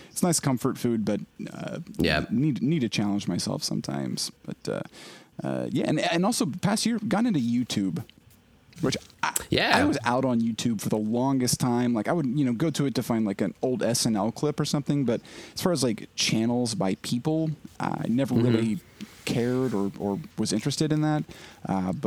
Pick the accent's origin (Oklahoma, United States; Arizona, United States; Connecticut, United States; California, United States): Oklahoma, United States; I'm from Oklahoma